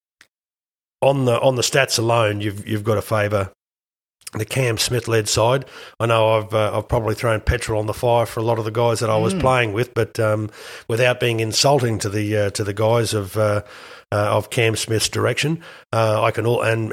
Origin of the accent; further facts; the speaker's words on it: Queensland, Australia; I was the only Queenslander picked in the team